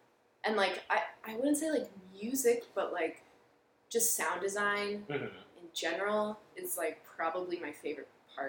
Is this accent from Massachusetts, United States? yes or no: no; San Clemente, California, United States; San Clemente.